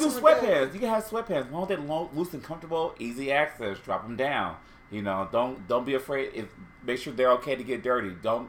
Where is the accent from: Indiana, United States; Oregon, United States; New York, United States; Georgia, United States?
Indiana, United States; Indiana. You know, I have to shout out to Indiana. You know, my hometown. I know. My home state.